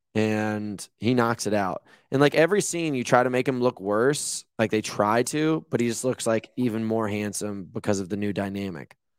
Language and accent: English; Rhode Island, United States; now in Malibu, United States; I grew up on the East Coast in Rhode Island